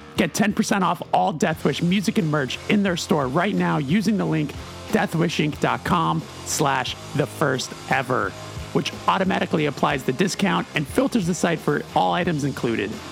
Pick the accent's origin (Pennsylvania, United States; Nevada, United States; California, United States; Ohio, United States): California, United States; Burbank; I'm from Los Angeles.